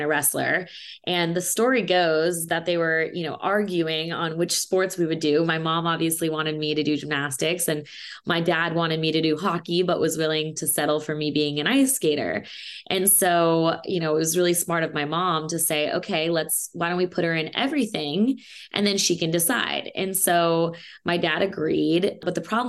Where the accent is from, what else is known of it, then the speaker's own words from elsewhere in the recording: Indianapolis, Indiana, United States; moved away as an adult; also born or lived in California; I am from Indianapolis, Indiana. I lived there for 18 years before I moved to California, where I went to college.